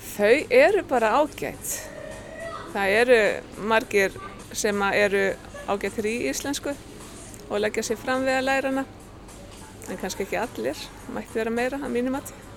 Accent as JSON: {"language": "Icelandic", "town": "Húsavík", "region": "Northeastern Region", "country": "Iceland", "moved": "as an adult", "said": "Ég kem frá Húsavík"}